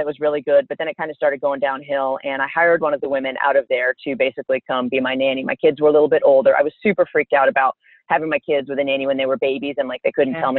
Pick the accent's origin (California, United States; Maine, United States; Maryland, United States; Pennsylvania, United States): Maine, United States; Central; moved away as an adult; I'm originally from Central Maine, so not the boat shoes and lobsters part of Maine, but the bear hunting part of Maine.